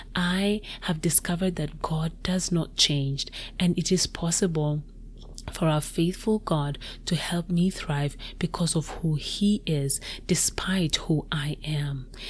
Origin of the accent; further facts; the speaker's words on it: Kenya; moved away as an adult; now in United States; I moved to the US from my home country, Kenya